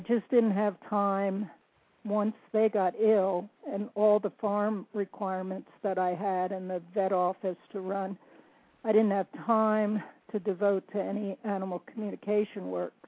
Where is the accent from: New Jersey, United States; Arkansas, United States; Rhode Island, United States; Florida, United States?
New Jersey, United States; moved away as an adult; now in North Carolina, United States; a Jersey girl, born and raised in New Jersey, although I'm currently living in the mountains of North Carolina.